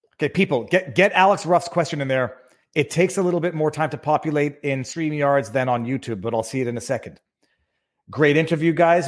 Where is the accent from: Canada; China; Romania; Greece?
Canada; I'm Canadian people, but I am in Florida